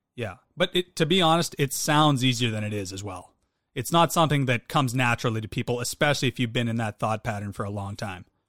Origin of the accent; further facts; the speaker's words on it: Western Canada, Canada; I'm from Western Canada